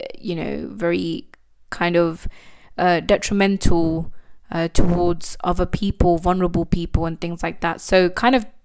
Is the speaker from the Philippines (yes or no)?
no; United Kingdom; as a British born Indian, I'm actually very privileged and grateful to be born in this country.